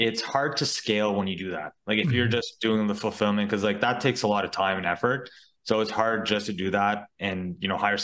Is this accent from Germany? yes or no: no; Ottawa, Ontario, Canada; also born or lived in Mexico; I was born and raised in Ottawa, Canada